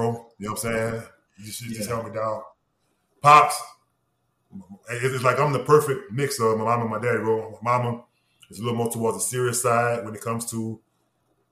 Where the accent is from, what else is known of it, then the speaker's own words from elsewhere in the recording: Norco, Louisiana, United States; moved away as an adult; also born or lived in New Orleans / Pittsburgh / Lawrenceville, Georgia; growing up on the outskirts of New Orleans in the 90s, late 80s, mid-80s, late 80s, early 90s